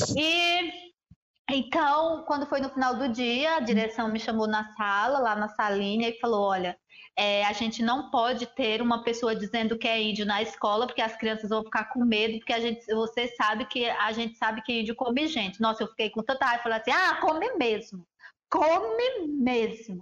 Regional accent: Brazil; Eu sou Tabajara

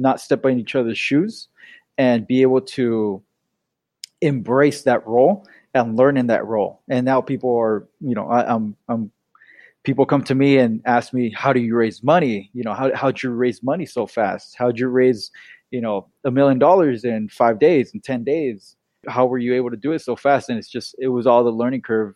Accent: Bay Area, Northern California, United States; also born or lived in Irvine, California; Born and raised in the Bay Area in Northern California

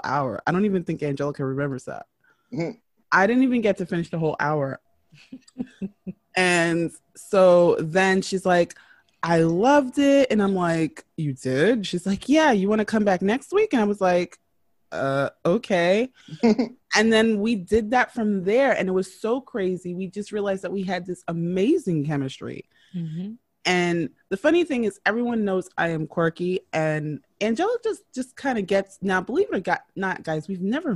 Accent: New York City, New York, United States; I am from New York City.

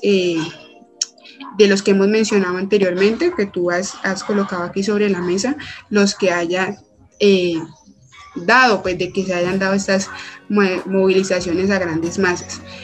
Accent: Cali, Valle del Cauca, Colombia; soy caleña, mujer y tras de eso pues vivo como en un sector aledaño

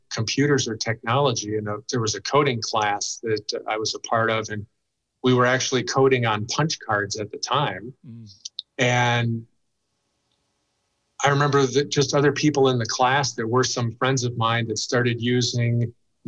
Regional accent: a suburb of Chicago, Illinois, United States; I grew up in a suburb of Chicago.

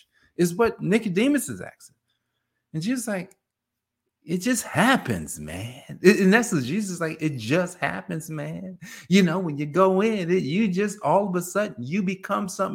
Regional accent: New Jersey, United States; I'm from Jersey

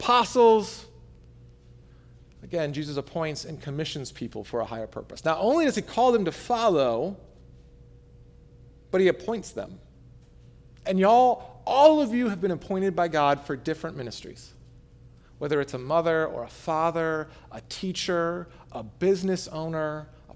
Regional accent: Michigan, United States; I am a Michigander, right? I'm from Michigan

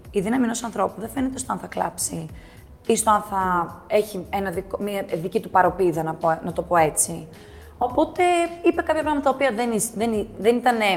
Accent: Athens, Attica, Greece; born there; Εγώ έχω γεννηθεί στην Αθήνα. Ναι. Ε, η μαμά μου είχε γεννηθεί στο Καζακστάν.

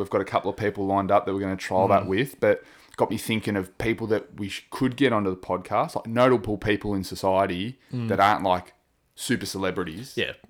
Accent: Wangaratta, Victoria, Australia; where we grew up in Wangaratta

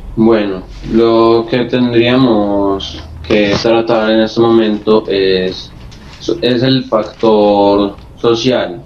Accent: Colombia; la mayoría de los dirigentes somos colombianos

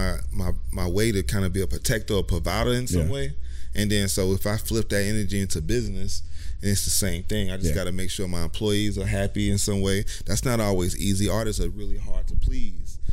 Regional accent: Asheville, North Carolina, United States; I'm from Asheville, North Carolina.

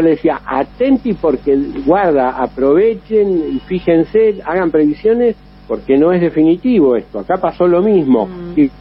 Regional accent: Chascomús, Buenos Aires Province, Argentina; accent: Argentine; moved away as an adult; now in Rome, Italy; vos sos argentino

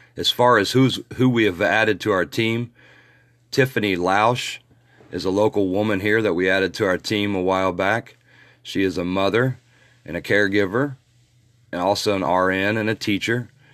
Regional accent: Muncie, Indiana, United States; my hometown, Muncie, Indiana

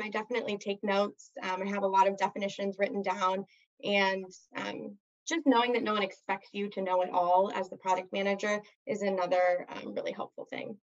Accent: Southern California, United States; growing up in Southern California. There's just so much to do here that's active

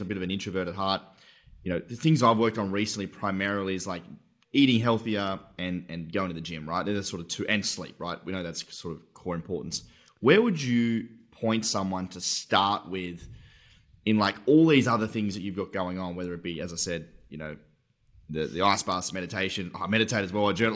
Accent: Tasmania, Australia; I'm from Tasmania

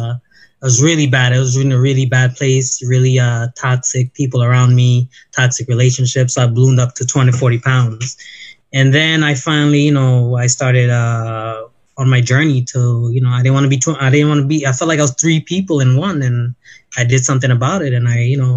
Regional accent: New York City, New York, United States; also born or lived in Brooklyn; I was actually born in Brooklyn and I grew up in the Bronx.

